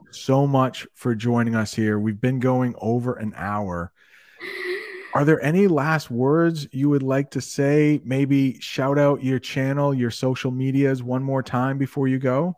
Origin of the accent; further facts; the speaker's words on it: Maine, United States; accent: American; I grew up in Maine where it's really cold